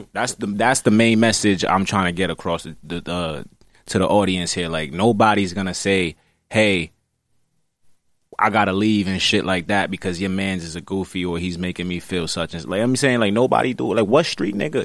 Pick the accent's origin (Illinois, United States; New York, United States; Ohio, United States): New York, United States; New York City; I'm from Brooklyn, New York City